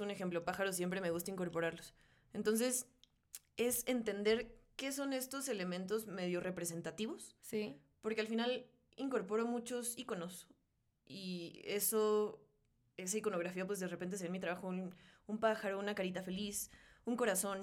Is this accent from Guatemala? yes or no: no; Mexico; mexicana, porque pues, soy mexicana